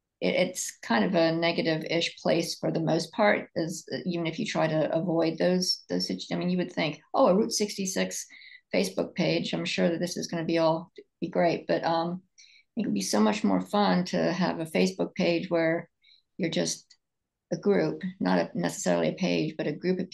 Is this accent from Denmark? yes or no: no; England, United Kingdom; born there; I was born in England, and so it's always, going to Ireland has always been something that I've wanted to do.